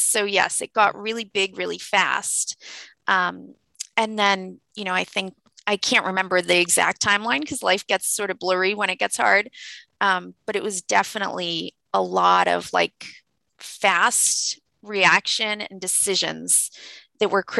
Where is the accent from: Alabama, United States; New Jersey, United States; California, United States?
California, United States; now in East Coast, United States; I'm from California, which is where my parents live still